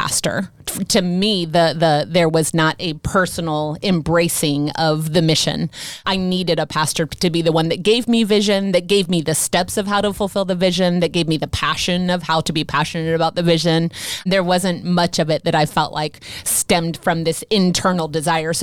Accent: United States; growing up in the Christian church in the United States

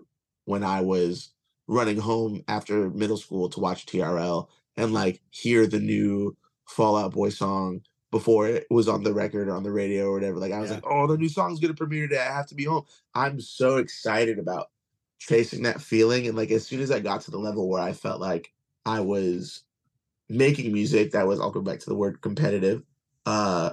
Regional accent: Kissimmee, Florida, United States; also born or lived in Long Island, New York; I'm originally from Long Island, but I grew up in Kissimmee.

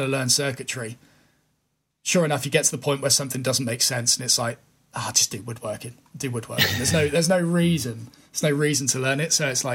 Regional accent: United Kingdom; as a Brit

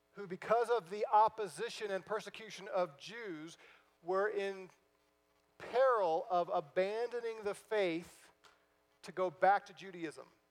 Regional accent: St. Louis, Missouri, United States; moved away; I'm from St. Louis originally

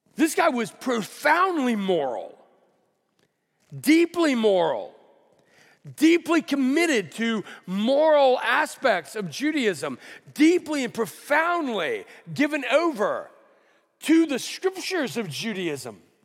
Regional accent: Alabama, United States; now in California, United States; I grew up in Alabama

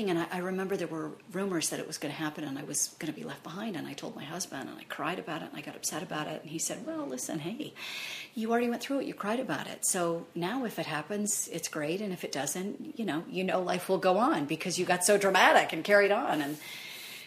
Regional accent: Deep South, United States; moved away; I come from the Deep South

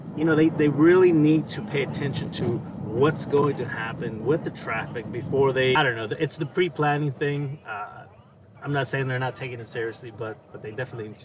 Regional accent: Los Angeles, California, United States; moved away as an adult; also born or lived in Seattle area, Washington; now in Seattle, United States; I moved up here in 97. What I didn't mention was where I moved from. I moved from Los Angeles. So I grew up in Los Angeles

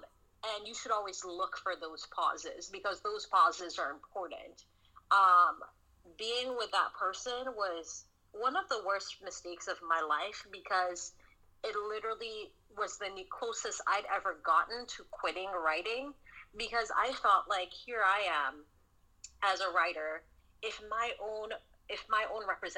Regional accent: the South, United States; Because, you know, I grew up in the South.

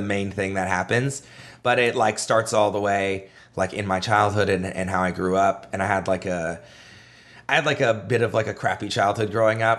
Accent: Canada; I was a comedian from Canada

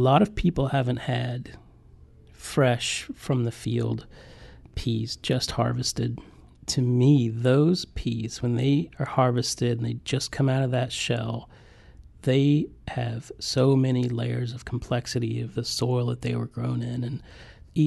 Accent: Appalachian Mountains, southwestern Virginia, United States; now in Charleston, United States; I grew up way back in the Appalachian Mountains near Kentucky in the southwestern corner of Virginia.

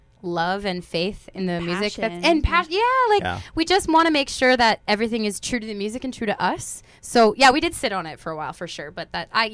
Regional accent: North Dakota, United States; now in Canada; So I'm originally from the States. As I said, I was from North Dakota.

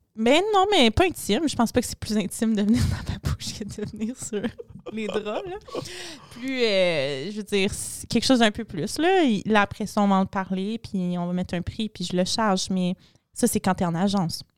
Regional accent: Montreal, Quebec, Canada; je viens de Montréal, le plus chaud au Canada

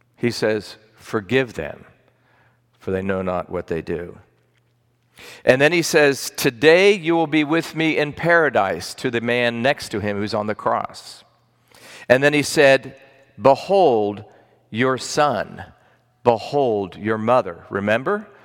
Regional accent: Massachusetts, United States; I'm from Massachusetts

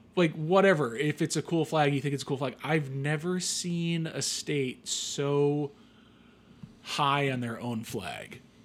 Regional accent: United States; we, as Americans

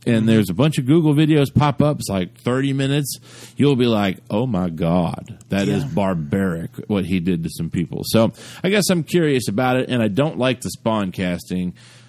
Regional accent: United Kingdom; I don't want to do that. I'm British and I'm nice.

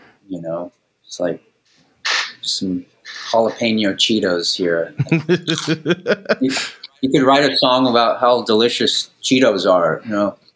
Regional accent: Maui, Hawaii, United States; I spent a lot of years growing up on Maui

